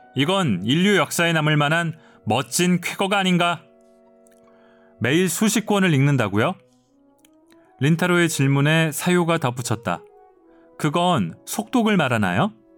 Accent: South Korea; 저는 한국인이고

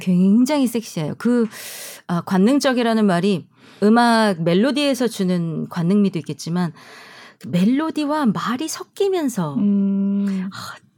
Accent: South Korea; moved away as an adult; also born or lived in Germany; 한국에서 나온 우리 한국 출신 성악가들

